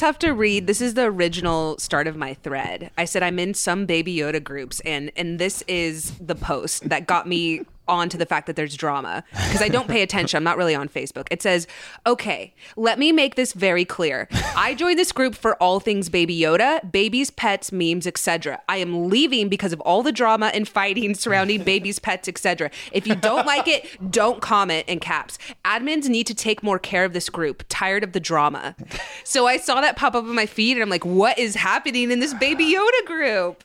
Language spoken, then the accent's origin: English; Dallas, Texas, United States; the high school I went to in Dallas